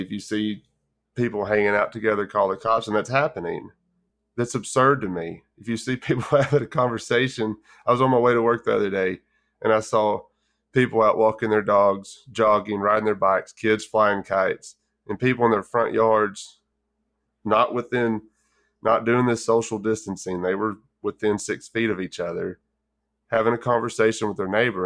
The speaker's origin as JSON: {"language": "English", "region": "West Texas", "country": "United States", "tie": "born or raised there", "said": "as a kid, I grew up in West Texas"}